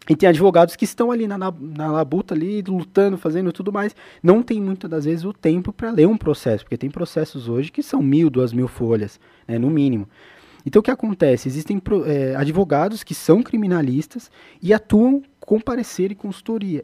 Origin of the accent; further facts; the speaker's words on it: São Paulo, Brazil; Eu nasci na Zona Leste de São Paulo